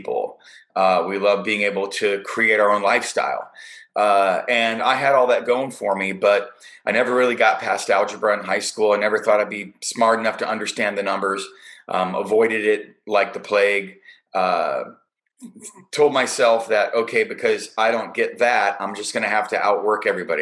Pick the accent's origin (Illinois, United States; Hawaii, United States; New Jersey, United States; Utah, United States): Illinois, United States; Chicago; now in California, United States; I'm a Chicago guy. It's my hometown. Grew up there.